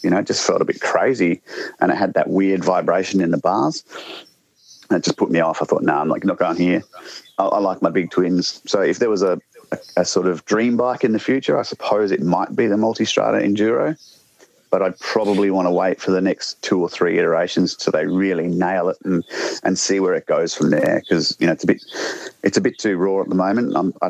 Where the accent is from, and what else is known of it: South Australia, Australia; now in Victoria, Australia